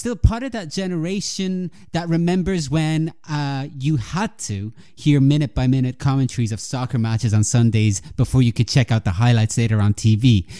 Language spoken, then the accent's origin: English; Ireland; also born or lived in Italy; But in Italy, the country where I was born, I grew up in Ireland, but I was born in Italy.